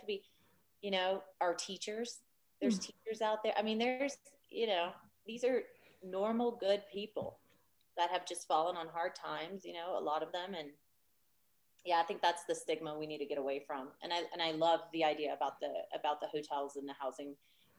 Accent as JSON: {"language": "English", "region": "Louisiana", "country": "United States", "moved": "yes", "lives_now": "Austin, United States", "said": "I'm from Louisiana"}